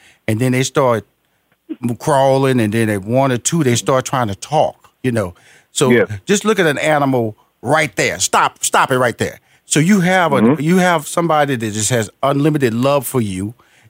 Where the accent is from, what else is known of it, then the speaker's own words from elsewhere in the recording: Houston, Texas, United States; So, because I am a country boy, I'm from Houston, Texas, Fifth Ward. But I'm a bank fisherman.